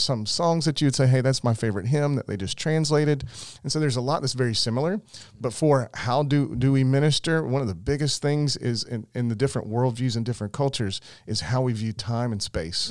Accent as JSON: {"language": "English", "town": "Summerville", "region": "South Carolina", "country": "United States", "tie": "born or raised there", "said": "I grew up in Somerville"}